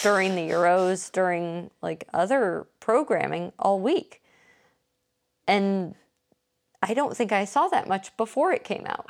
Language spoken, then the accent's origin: English; Indiana, United States; When I was a kid playing soccer growing up in Indiana